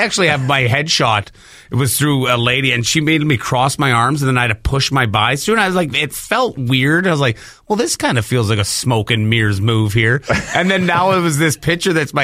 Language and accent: English; Saskatchewan, Canada; I'm from Saskatchewan